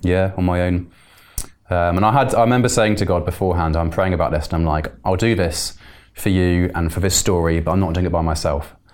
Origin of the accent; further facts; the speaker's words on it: Bristol, South West England, United Kingdom; moved away; I'm from Bristol originally